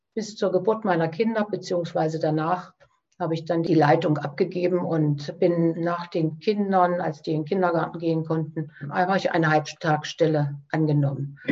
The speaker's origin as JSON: {"language": "German", "area": "Eichsfeld", "region": "Thuringia", "country": "Germany", "said": "Ich komme aus dem Eichsfeld, das liegt also sehr nah an Niedersachsen und Hessen in der Grenzregion"}